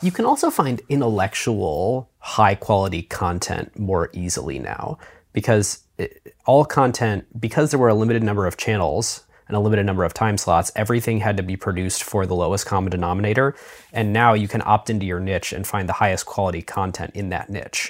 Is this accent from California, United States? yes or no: no; Cleveland, Ohio, United States; I'm from Cleveland